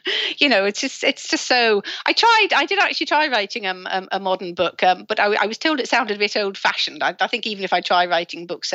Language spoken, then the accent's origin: English; Sunderland, North East England, United Kingdom; moved away; I'm from Sunderland originally